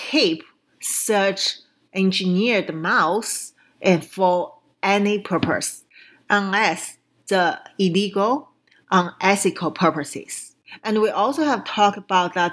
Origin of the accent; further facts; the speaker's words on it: China; moved away; I came from China